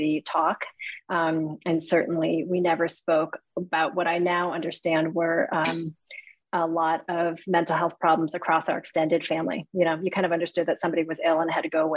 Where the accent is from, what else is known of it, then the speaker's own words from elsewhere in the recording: Cleveland, Ohio, United States; I was born here in the United States. And we lived in a pretty not ethnically diverse community on the west side of Cleveland